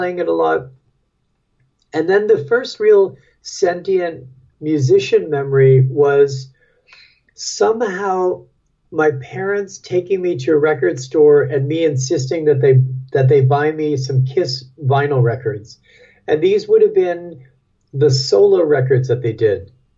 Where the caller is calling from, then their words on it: Brooklyn, New York, United States; I'm calling you from Brooklyn, New York.